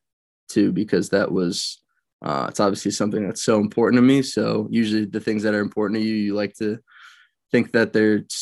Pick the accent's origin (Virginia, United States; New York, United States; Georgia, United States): New York, United States; Westchester; I grew up in Westchester, New York, and went to Byram Hills High School